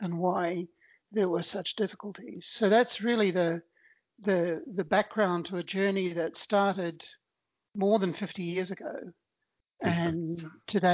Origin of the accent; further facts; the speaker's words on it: New Zealand; I was born in New Zealand and grew up there.